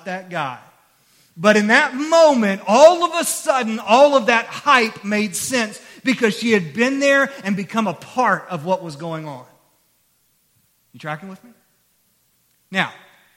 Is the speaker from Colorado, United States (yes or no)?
no; Christiansburg, Virginia, United States; I grew up here in Christiansburg